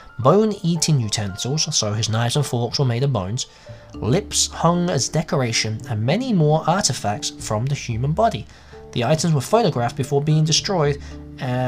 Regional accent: England, United Kingdom; also born or lived in America; now in United States; As you can tell by the accent, I'm English, but I live in America.

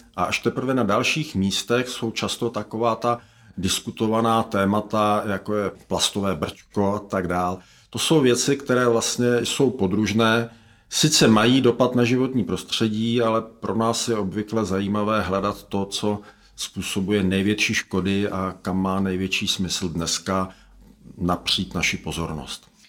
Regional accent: Czechia; my jako Češi

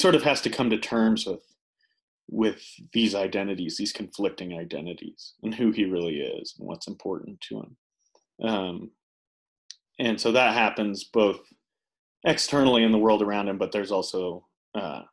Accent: Utah, United States; moved away; I grew up in Utah mostly

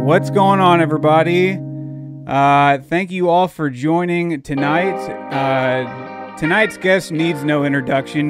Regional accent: Dallas, Texas, United States; moved away; also born or lived in St. Louis County, Missouri; where I grew up down in Dallas, Texas

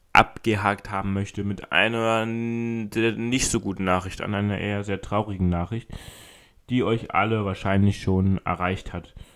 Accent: Berlin, Germany; bei uns in Berlin

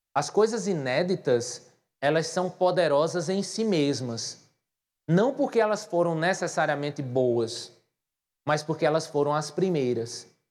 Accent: Patos, Paraíba, Brazil; moved away as an adult; now in João Pessoa, Brazil; as pessoas notam que eu sou de Patos

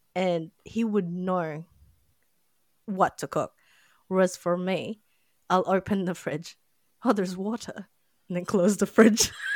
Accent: Philippines; now in New Zealand; I'm not from New Zealand so yeah I'm from the Philippines

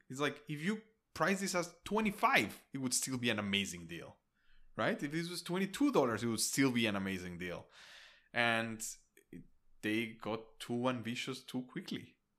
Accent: Mexico City, Mexico; now in United States; I'm from Mexico City

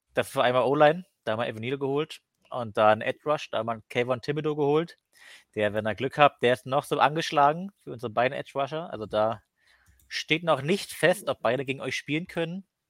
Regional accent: Cottbus, Brandenburg, Germany; Ich komme aus Cottbus, also das ist so kurz vor Polen

